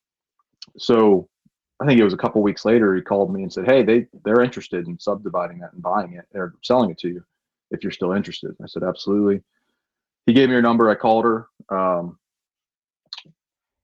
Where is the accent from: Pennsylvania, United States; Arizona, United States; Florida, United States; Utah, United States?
Pennsylvania, United States; Williamsport; I'm from Williamsport